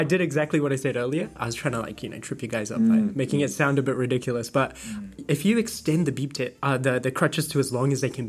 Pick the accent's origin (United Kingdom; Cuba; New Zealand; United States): New Zealand; I was born in New Zealand.